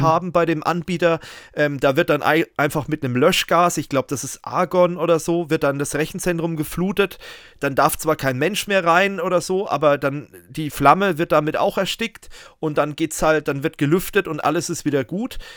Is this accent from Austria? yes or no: no; Germany; bei uns in Deutschland